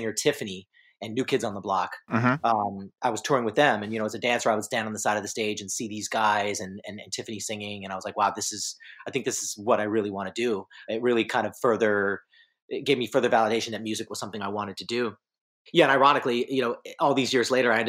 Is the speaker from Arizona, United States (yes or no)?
yes; Phoenix, Arizona, United States; also born or lived in Cleveland, Ohio; Then I moved out to Phoenix, Arizona with my parents